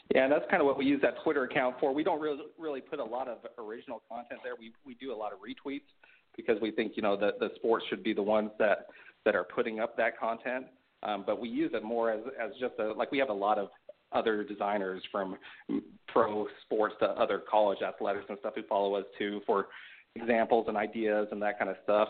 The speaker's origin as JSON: {"language": "English", "town": "Sugar City", "region": "Idaho", "country": "United States", "tie": "born or raised there", "moved": "yes", "said": "I grew up in a town called, the, the name of it is actually Sugar City"}